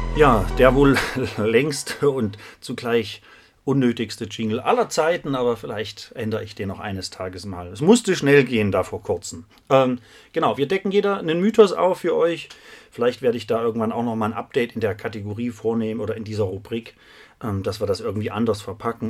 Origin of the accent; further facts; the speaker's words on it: Krölpa, Thuringia, Germany; now in Jena, Germany; Ich bin heute im wunderschönen Krolpa in meinem Heimatdorf und nicht nur das, ich bin in meinem Elternhaus.